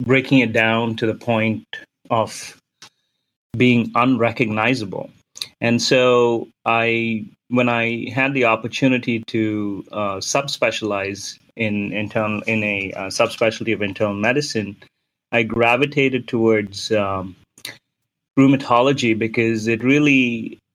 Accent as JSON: {"language": "English", "town": "Mumbai", "region": "Maharashtra", "country": "India", "tie": "born or raised there", "moved": "yes", "said": "When I was growing up in India, in Bombay, in the 80s"}